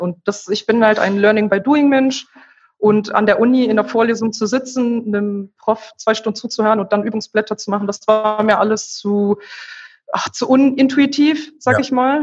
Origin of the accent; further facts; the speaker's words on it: Remscheid, North Rhine-Westphalia, Germany; weil ich ursprünglich aus Remscheid komme. Das ist meine Heimatstadt